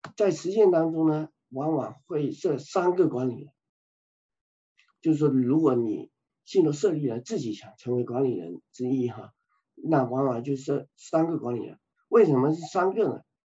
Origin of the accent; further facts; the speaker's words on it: China; 我个人呢，呃，正好中国跟加拿大，啊，都有这个律师执照，然后我本身也是就是，呃，这个信徒和遗产这个职业者的会员